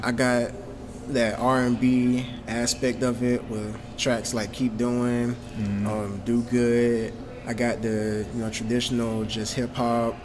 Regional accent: Augusta, Georgia, United States; I grew up in Augusta. Been here my whole life.

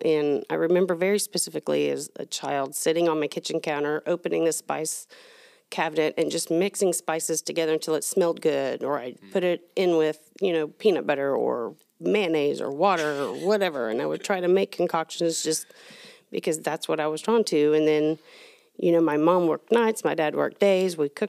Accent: Allen, Texas, United States; I grew up in Allen before it was Allen. There was a little bitty town, wasn't even on the map, literally wasn't on the map.

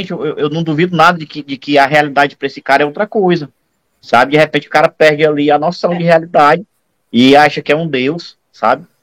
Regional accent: Ceará, Brazil; Eu vou chamar de fuleirais, que eu sou cearense.

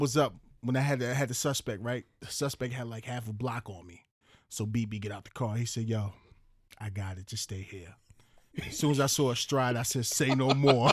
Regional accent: Central Islip, New York, United States; moved away; also born or lived in Baltimore; Born and raised in Long Island, New York. C I. Central Islip, Suffolk County, baby

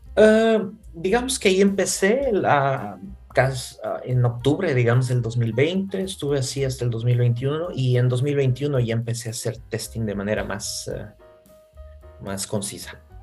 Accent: Bolivia; moved away as an adult; also born or lived in Santiago, Chile / Ireland; now in Budapest, Hungary; yo soy boliviano

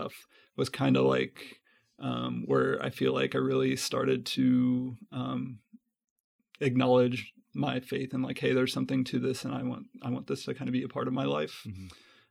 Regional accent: Belton, Missouri, United States; also born or lived in Kansas City; I was born and raised here in Kansas City, grew up in Belton, Missouri

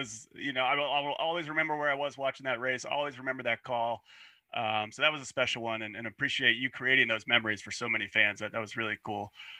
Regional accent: Virginia, United States; we're from Virginia

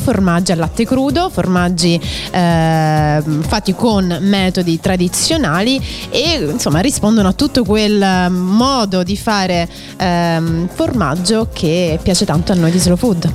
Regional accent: Rome, Lazio, Italy; sono di Roma, orgogliosamente romana

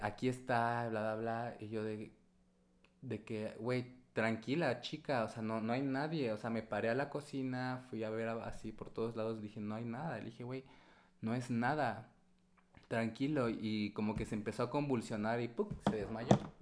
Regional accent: Puebla, Mexico; moved away; Vengo de Puebla

